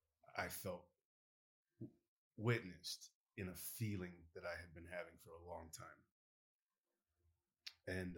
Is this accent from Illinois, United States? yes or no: no; Baytown, Texas, United States; I grew up in Baytown